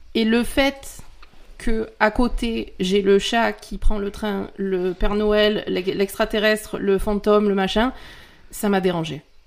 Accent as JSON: {"language": "French", "country": "France"}